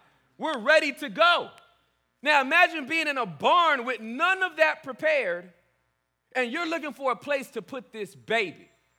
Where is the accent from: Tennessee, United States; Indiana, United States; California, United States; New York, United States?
California, United States; Inglewood; I'm born and raised in Inglewood, California. That's where I was born. Centinela Hospital, Thursday, June 26th at 8:26 p.m.